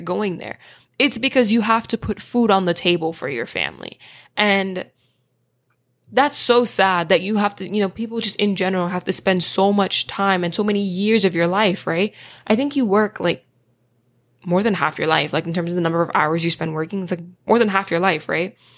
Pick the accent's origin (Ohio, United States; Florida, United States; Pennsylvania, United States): Florida, United States; I'm from Florida